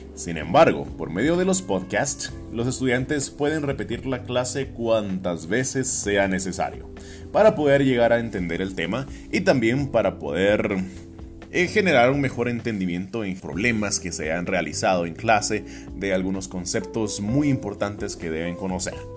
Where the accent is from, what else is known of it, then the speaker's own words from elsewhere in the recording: Guatemala; also born or lived in Quetzaltenango, Guatemala; Yo soy guatemalteco de todo corazón